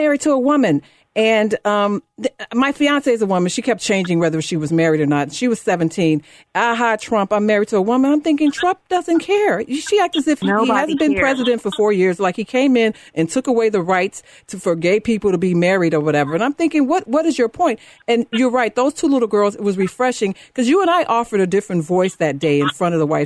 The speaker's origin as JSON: {"language": "English", "town": "Chicago", "region": "Illinois", "country": "United States", "moved": "yes", "said": "I'm from the better part around Pulaski and Jackson"}